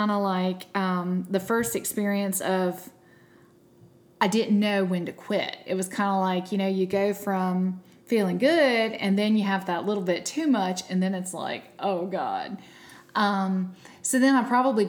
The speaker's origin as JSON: {"language": "English", "region": "South Georgia", "country": "United States", "said": "I'm from South Georgia"}